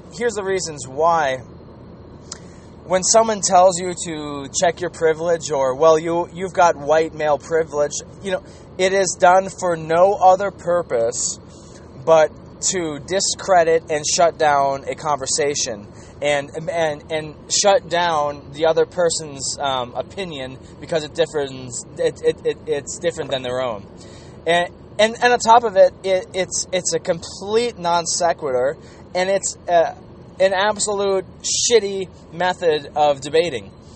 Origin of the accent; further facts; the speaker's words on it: Minnesota, United States; I was from the Gopher State, and that uh, the women that I was raised with, the women that I grew up with here in Minnesota